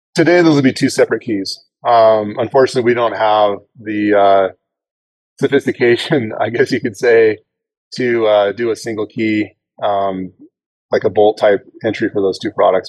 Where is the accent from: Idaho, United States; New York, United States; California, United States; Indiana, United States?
Idaho, United States; I'm I'm from Idaho